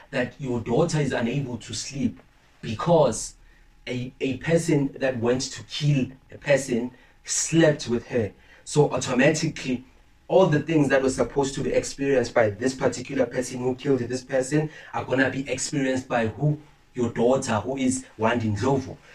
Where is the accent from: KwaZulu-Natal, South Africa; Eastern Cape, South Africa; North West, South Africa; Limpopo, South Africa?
Limpopo, South Africa; Listen, I'm from Limpopo